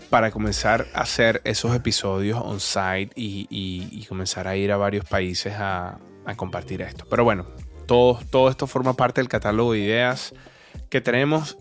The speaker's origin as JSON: {"language": "Spanish", "country": "Venezuela", "also_born_or_lived": "Colombia", "moved": "yes", "said": "Colombo venezolano"}